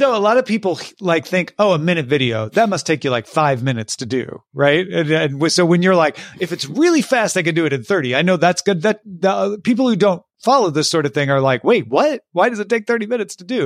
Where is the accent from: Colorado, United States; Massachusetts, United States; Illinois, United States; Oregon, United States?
Illinois, United States; we're both from Illinois